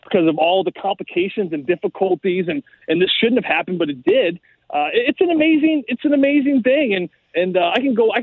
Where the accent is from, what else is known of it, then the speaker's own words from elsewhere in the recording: St. Louis, Missouri, United States; St. Louis